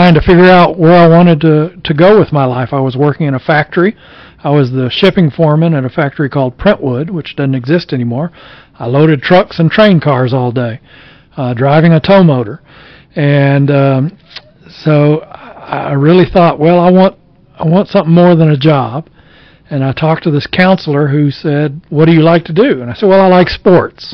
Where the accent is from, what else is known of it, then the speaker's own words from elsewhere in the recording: Dickson, Tennessee, United States; I actually got a job at WDKN in 1981, wow, my hometown radio station